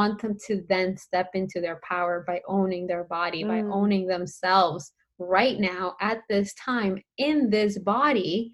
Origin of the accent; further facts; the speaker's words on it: Colombia; I'm Colombian. So I am from Colombia and I grew up in a Latina household.